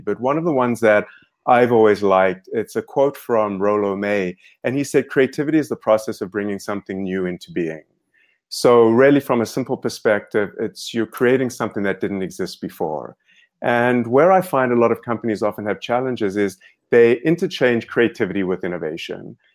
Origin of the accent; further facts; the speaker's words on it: South Africa; moved away; I grew up in South Africa